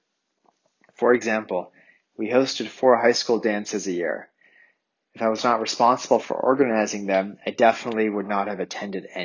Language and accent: English; Canada; My parents immigrated to Canada months before I was born.